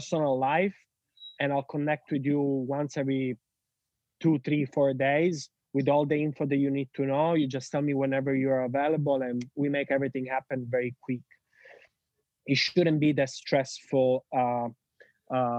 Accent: Sicily, Italy; English is a second language; moved away as an adult; I am Italian from Sicily

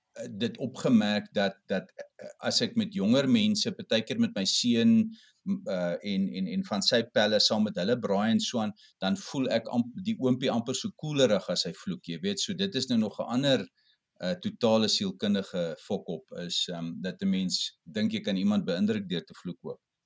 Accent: Cape Town, Western Cape, South Africa; ek kom van die Kaap af

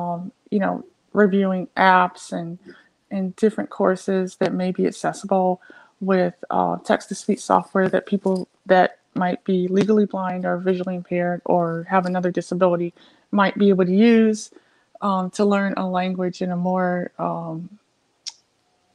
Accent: Cleveland, Ohio, United States; now in Akron, United States; I'm originally from Cleveland, Ohio. I live in Akron, Ohio

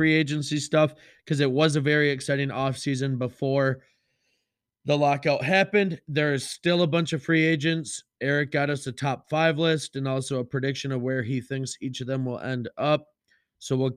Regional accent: Onalaska, Wisconsin, United States; Onalaska, my hometown

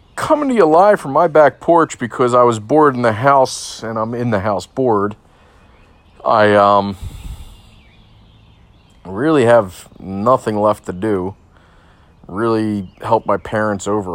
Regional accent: Delaware County, Pennsylvania, United States; I grew up in Delaware County

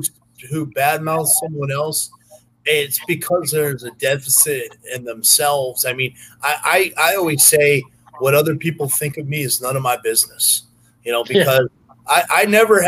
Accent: Norwalk, Connecticut, United States; moved away as an adult; now in South Carolina, United States; I grew up right outside New York City, Long Island Sound.

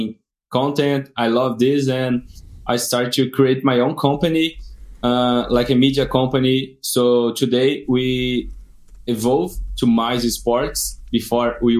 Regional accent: Brazil; from Brazil.

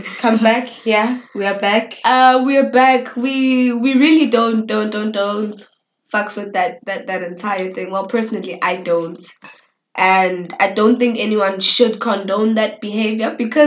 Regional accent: South Africa

